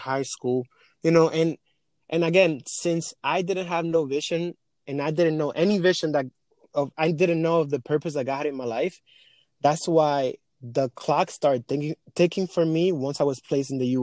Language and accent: English; Dominican Republic; English is a second language; also born or lived in Europe; now in New York, United States; I was born and raised in the Dominican Republic. I came to this country 10 years ago, 2010